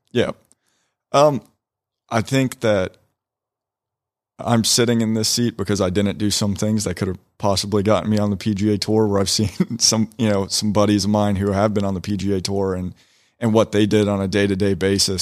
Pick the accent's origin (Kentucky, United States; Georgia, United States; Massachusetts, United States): Georgia, United States; Woodstock; Born and raised in Woodstock, Georgia